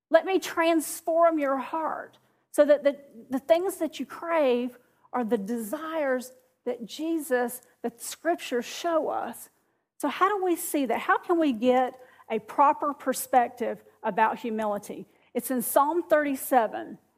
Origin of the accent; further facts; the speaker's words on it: the South, United States; Well, when I got to here, which I'm from the South, you can't tell, can you? I'm from the South, but when I moved to this South South